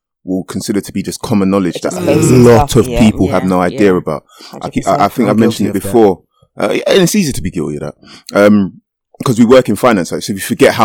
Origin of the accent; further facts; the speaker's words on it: Jamaica; now in United Kingdom; I am a Jamaican and proud of that fact